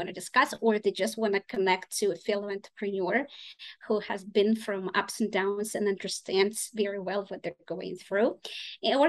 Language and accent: English; Russia; English is a second language; also born or lived in Boston / Ukraine; now in United States; I'm originally from Russia, but my family is partly from Ukraine